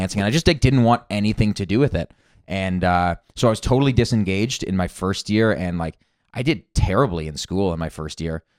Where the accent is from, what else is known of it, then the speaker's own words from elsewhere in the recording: Toronto, Ontario, Canada; I grew up in Toronto.